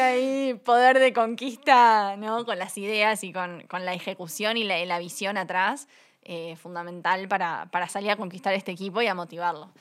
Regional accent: Uruguay; accent: Uruguayan; moved away as an adult; also born or lived in United States; now in Mexico City, Mexico; yo soy uruguaya, como verán por mi acento. Viví casi 10 años en Estados Unidos

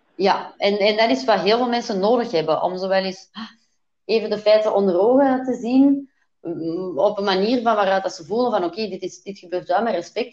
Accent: Belgium; ik ben Belgische

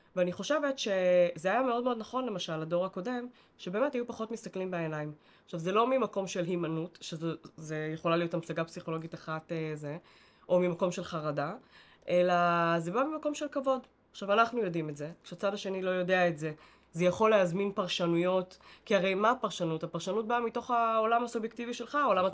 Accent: Bat Yam, Tel Aviv District, Israel; השכונה שבה גדלנו, ו- וגדלתי בבת ים

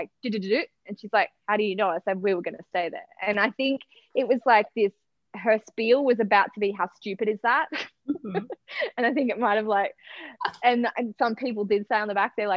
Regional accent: Noosa, Queensland, Australia; my hometown of Noosa, Sunrise Beach.

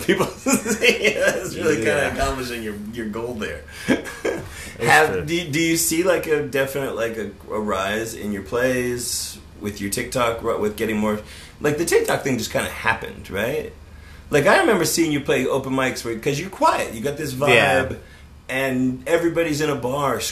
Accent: Las Vegas, Nevada, United States; moved away; also born or lived in Los Angeles; my hometown, I'm from Las Vegas originally

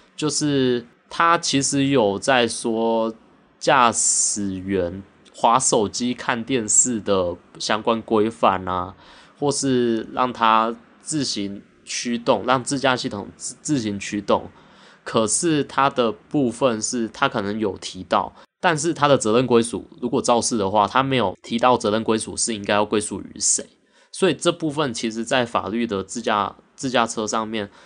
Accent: Taiwan; 我们台湾在半导体这一块

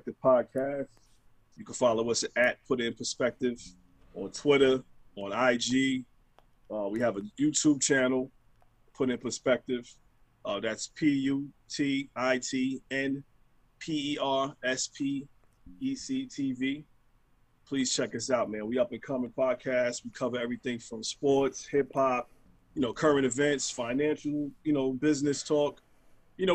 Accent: New York City, New York, United States; I grew up in Brooklyn, New York.

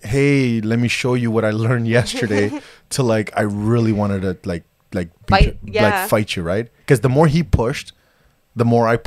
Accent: Toronto, Ontario, Canada; I grew up in Scarborough

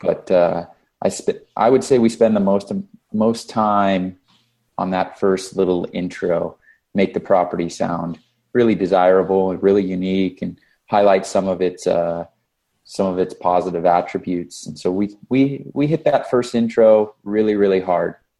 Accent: Las Vegas, Nevada, United States; this is my hometown boot camp

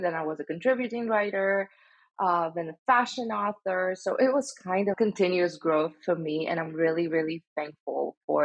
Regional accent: Stavropol, Stavropol Krai, Russia; moved away as an adult; also born or lived in St. Petersburg, Russia; now in United States; I was born in Stavropol. This is a small city in the Russian North Caucasus region

